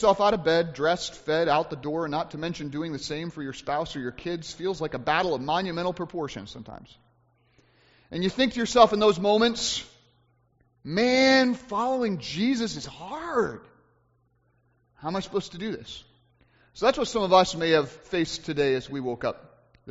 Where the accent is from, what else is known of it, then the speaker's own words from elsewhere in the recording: United States; as Americans